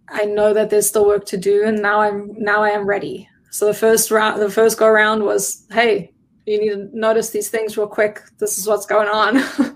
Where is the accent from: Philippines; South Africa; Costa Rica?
South Africa; now in Oregon, United States; I am South African, and I became a citizen in May of 2019.